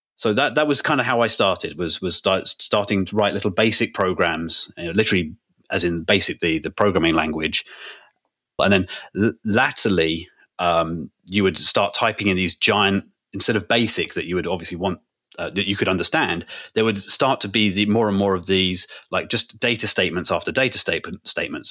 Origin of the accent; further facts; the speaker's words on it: United Kingdom; just being British